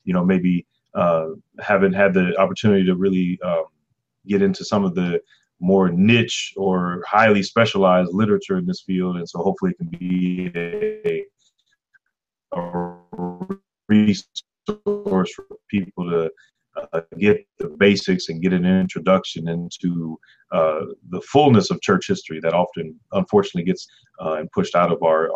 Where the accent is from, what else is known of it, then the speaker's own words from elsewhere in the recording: St. Louis, Missouri, United States; I'm here in St. Louis, Missouri. I'm a native here. It's my hometown.